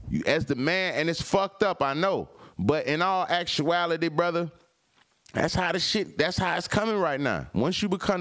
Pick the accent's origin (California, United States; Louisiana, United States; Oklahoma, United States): California, United States; now in Atlanta, United States; I'm from Cali, so you know I've been around